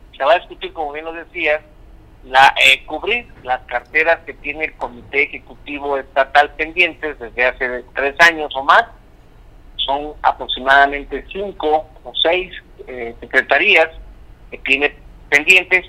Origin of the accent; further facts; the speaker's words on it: Mexico; como mexicanos